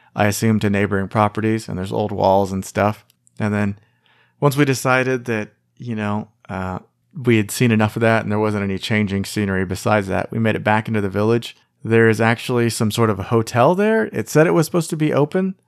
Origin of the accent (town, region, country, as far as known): United States